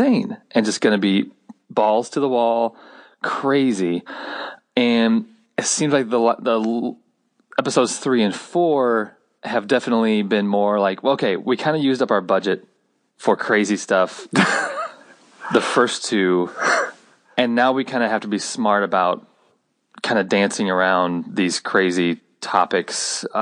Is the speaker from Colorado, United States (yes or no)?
no; Central Illinois, United States; growing up in Central Illinois